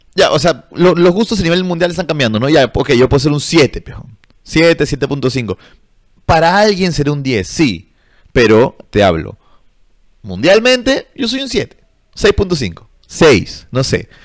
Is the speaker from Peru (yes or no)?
yes; Peru; yo soy del, del tercer mundo, brother, soy de Perú